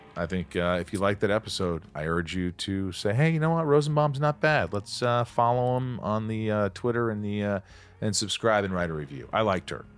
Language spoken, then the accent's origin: English; southern Indiana, United States; moved away; also born or lived in New York; I was born in New York, grew up in Indiana, southern Indiana